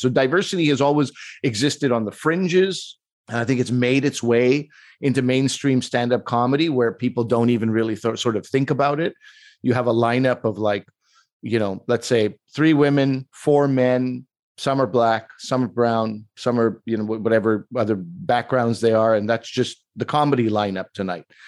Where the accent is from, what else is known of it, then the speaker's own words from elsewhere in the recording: Quebec, Canada; I'm from Quebec, and I think, like, that's the way Quebecers are.